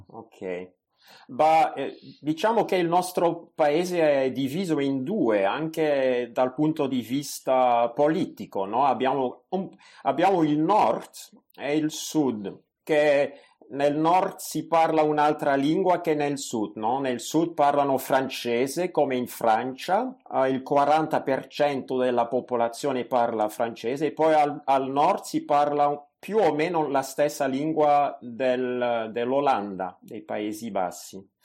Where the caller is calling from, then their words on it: Belgium; vi ascolto dal Belgio. Eh, se devo presentare il mio paese, direi che il Belgio è un paese molto piccolo.